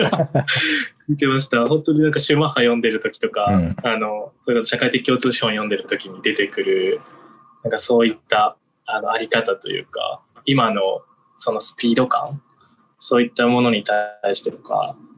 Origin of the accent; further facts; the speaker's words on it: Miyazaki, Japan; 僕、実は宮崎出身